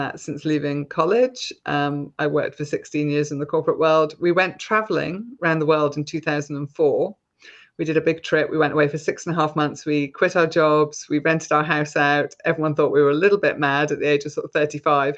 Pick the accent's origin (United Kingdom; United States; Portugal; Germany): United Kingdom; Scotland; now in Gloucestershire, United Kingdom; I was brought up in Scotland